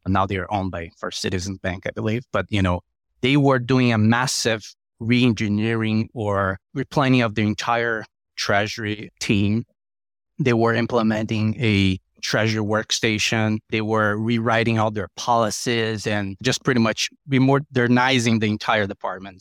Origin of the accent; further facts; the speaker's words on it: Brazil; moved away as an adult; now in United States; Brazil, where it was my home country